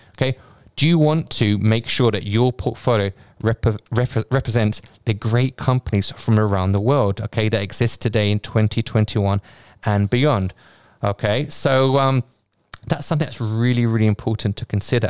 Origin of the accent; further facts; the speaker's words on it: United Kingdom; I'm a Brit